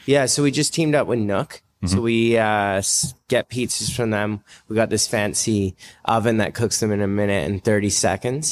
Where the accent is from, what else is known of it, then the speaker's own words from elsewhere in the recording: North Shore, British Columbia, Canada; we're all from North Shore